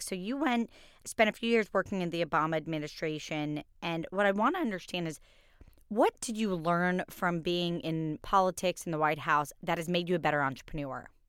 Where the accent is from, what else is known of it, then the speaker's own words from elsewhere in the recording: Kentucky, United States; I was born in Kentucky.